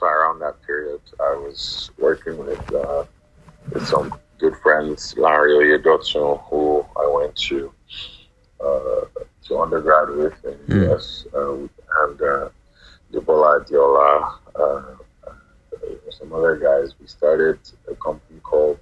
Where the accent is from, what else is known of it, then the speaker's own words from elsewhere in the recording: Ilorin, Kwara, Nigeria; moved away as an adult; also born or lived in Abeokuta, Nigeria / Rhode Island, United States / Boston, United States / Toronto, Canada; So I was born and raised in Ilorin, and then ended up leaving Ilorin to finish secondary school in Abeokuta